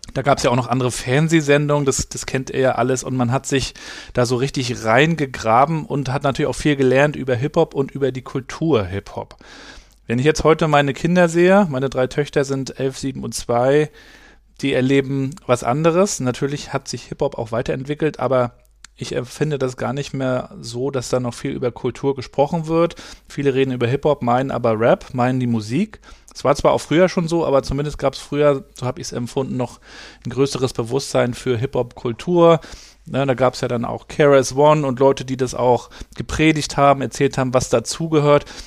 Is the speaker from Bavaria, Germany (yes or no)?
no; Rostock, Mecklenburg-Vorpommern, Germany; Ich bin ja in, in Rostock aufgewachsen